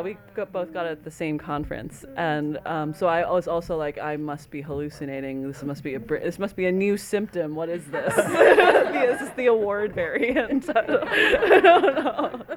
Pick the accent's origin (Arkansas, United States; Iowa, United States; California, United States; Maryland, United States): Iowa, United States; I'm from Iowa